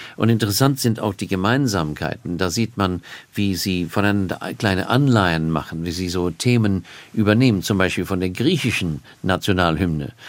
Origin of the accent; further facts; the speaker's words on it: Australia; German is a second language; now in Cambridge, United Kingdom; ich komme aus Australien